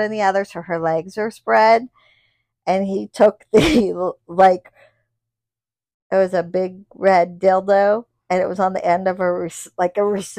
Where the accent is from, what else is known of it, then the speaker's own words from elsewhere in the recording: Midwest, United States; We're from the Midwest.